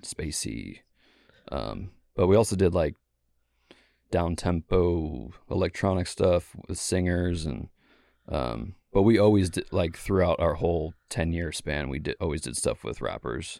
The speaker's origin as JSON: {"language": "English", "area": "Bay Area", "region": "California", "country": "United States", "also_born_or_lived": "Seattle", "moved": "yes", "lives_now": "Portland, United States", "said": "from the Bay Area, California originally"}